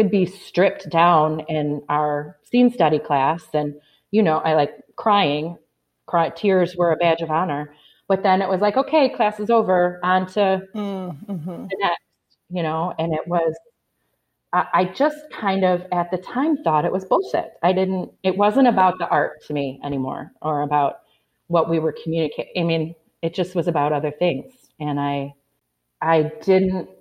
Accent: Flint, Michigan, United States; moved away; I'm from Michigan. I'm from Flint, Michigan

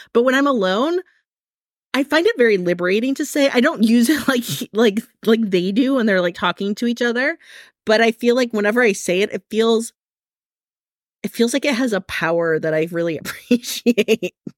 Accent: Midwest, Michigan, United States; now in California, United States; I grew up in the Midwest, so I know what like real stormy weather is like, like Michigan gets, gets weather

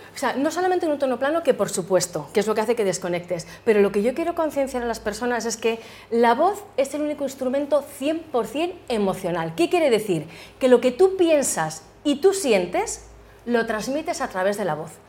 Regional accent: Madrid, Community of Madrid, Spain; also born or lived in United States; yo nací en Madrid, la verdad que llevo muchos años, me encanta Madrid.

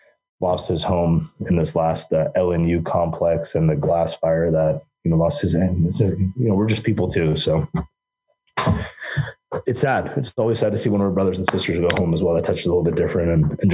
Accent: Oregon, United States; Just here in my hometown, you know, I reside here in Southern Oregon.

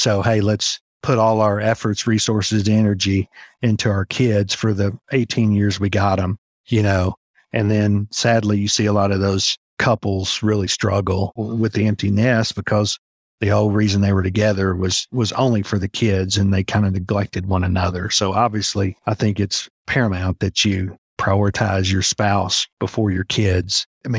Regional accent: Alaska, United States; born there; But, you know, I was born in Alaska. My dad was in the Army at the time

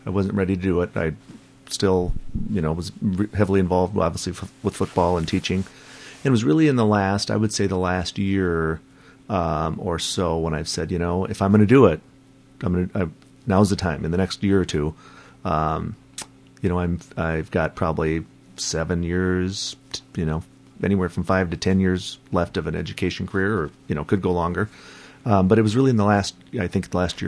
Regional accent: Northfield, Minnesota, United States; in my hometown

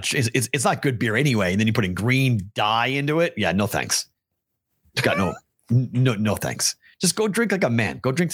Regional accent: Boston, Massachusetts, United States; moved away as an adult; also born or lived in the South / the Midwest; But see, in Boston, we know. In Boston, you do that, you get punched.

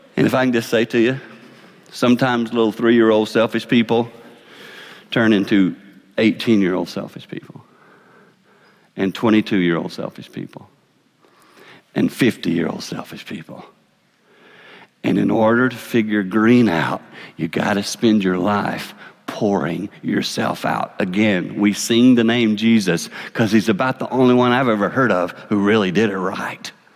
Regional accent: Six Mile, South Carolina, United States; I grew up in a little town called Six Miles, South Carolina. I know y'all can hear my accent

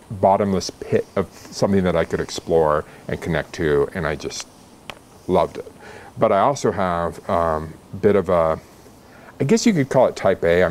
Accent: Albany, Oregon, United States; moved away; also born or lived in Southern California; I grew up in Oregon, grew up in Albany

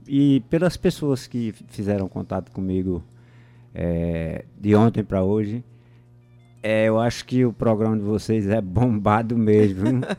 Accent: Moxotó region, Pernambuco, Brazil; eu sou da região do Mochotó, que é, é fica vizinho do, do Pajéu

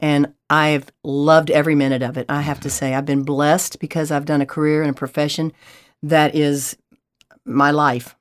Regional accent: Denton / Beaumont, Texas, United States; also born or lived in Baton Rouge, Louisiana; now in Houston, United States; I went to elementary in Denton, went to high school in Beaumont, came to Houston to go to U of H and never left

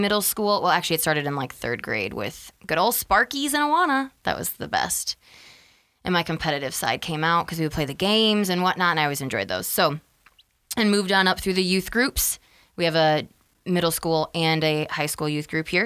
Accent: Freeport, Illinois, United States; also born or lived in Wisconsin; I was born in Wisconsin. We'll start all the way back there. And we moved to where we live now in Freeport, Illinois, when I was five

